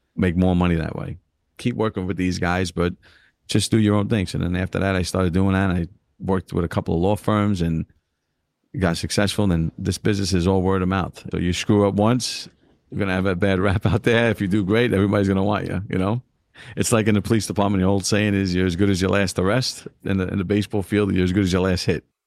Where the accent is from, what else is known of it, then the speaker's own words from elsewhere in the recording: New York City, New York, United States; growing up in East New York, Brooklyn